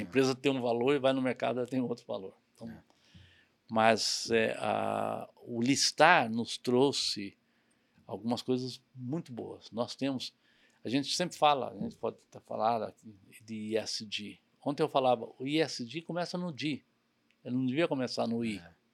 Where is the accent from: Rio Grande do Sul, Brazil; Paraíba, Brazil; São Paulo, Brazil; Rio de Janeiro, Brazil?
São Paulo, Brazil; also born or lived in Cerquilho, São Paulo; eu cresci em São Paulo tudo mais, mas morava numa cidadezinha pequenininha do interior chamada Cerquilho.